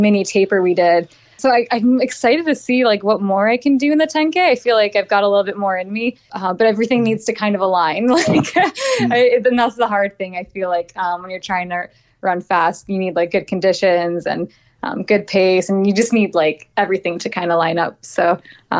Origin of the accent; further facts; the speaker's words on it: Midwest, United States; moved away as an adult; also born or lived in East Coast / Arizona; I grew up in the Midwest, so I didn't know what dry heat was like.